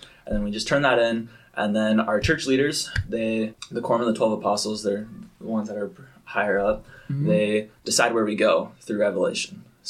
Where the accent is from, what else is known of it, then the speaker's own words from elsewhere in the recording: American Fork, Utah, United States; moved away as an adult; now in Korea; So, yeah, I'm from American Fork, Utah.